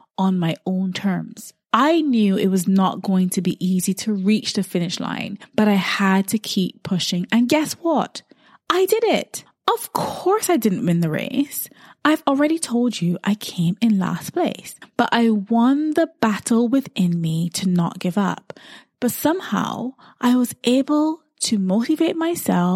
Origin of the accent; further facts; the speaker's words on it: Barbados; growing up in Barbados